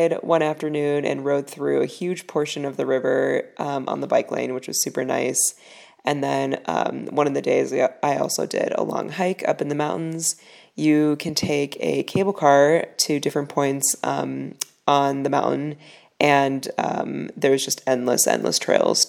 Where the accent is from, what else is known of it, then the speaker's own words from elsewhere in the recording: Chicago, Illinois, United States; I'm from Chicago